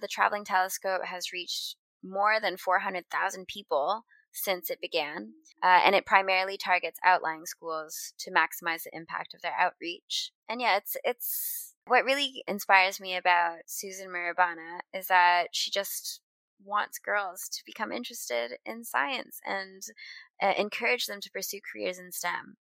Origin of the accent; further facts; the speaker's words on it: Canada; moved away; I haven't lived in Canada in a long time, but I still identify as Canadian